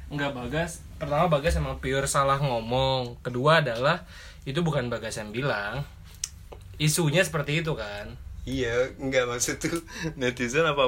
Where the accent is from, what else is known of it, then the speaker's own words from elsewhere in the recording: Jakarta, Indonesia; Gue at least sebagai orang Jakarta gue ngerasa bahagia kok